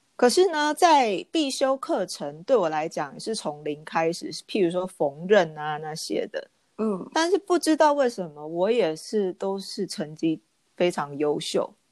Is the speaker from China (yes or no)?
no; Taiwan; moved away; also born or lived in Japan; 另外两个台湾女生跟我一起进的这个学校